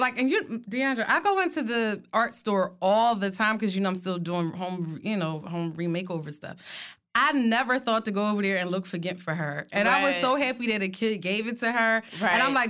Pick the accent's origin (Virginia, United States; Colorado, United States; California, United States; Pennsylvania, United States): Pennsylvania, United States; Philadelphia; And I was from West Philly.